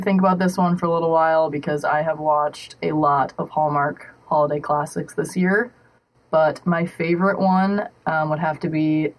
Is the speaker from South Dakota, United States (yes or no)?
yes; South Dakota, United States; moved away as an adult; now in Joplin, United States; I am from South Dakota